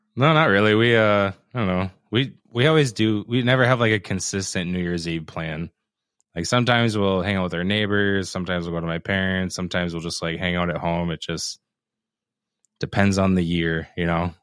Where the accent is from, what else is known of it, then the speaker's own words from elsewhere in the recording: Minnesota, United States; being a Minnesotan, right? Growing up up here.